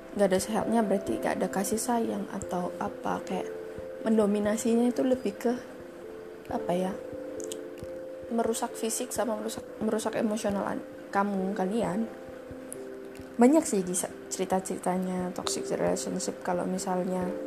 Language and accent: Indonesian; Surabaya, East Java, Indonesia; accent: medok; aku asli, gak asli sih, aku asalnya Su-, asalnya Surabaya.